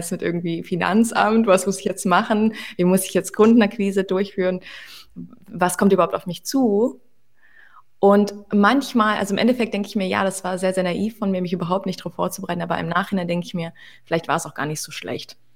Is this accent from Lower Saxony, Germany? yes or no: yes; Hanover, Lower Saxony, Germany; also born or lived in Moscow, Russia; now in Berlin, Germany; ich bin mit neun Monaten